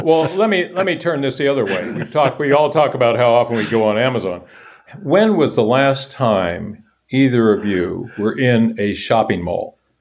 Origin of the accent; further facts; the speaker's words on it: Topeka, Kansas, United States; I grew up in Topeka, Kansas, mid-sized city